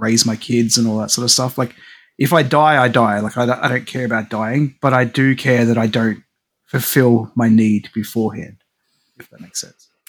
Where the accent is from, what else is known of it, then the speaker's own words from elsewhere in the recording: Australia; as an Aussie